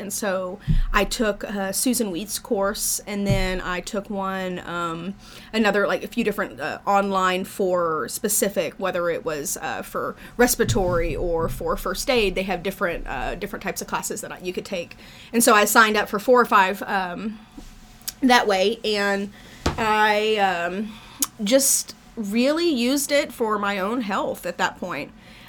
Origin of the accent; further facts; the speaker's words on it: Texas, United States; moved away as an adult; also born or lived in California; I am originally from Texas.